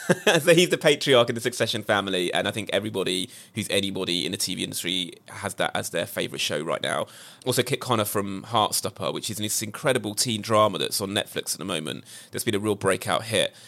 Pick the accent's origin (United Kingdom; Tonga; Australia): United Kingdom; As a Brit